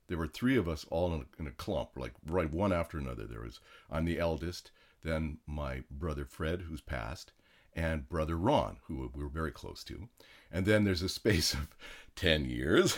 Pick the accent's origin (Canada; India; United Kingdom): Canada; now in United States; I was born in Canada